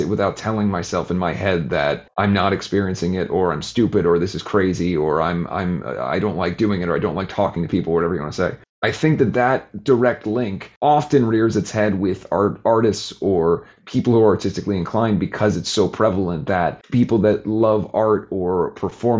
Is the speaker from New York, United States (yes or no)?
no; Cincinnati, Ohio, United States; Growing up in Cincinnati, playing in a band that's dressed in … makeup